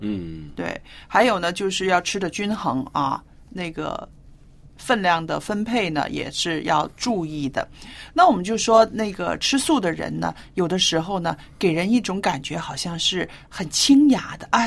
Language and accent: Chinese; northern China, China; moved away; 我记得我小时候住在中国北方的时候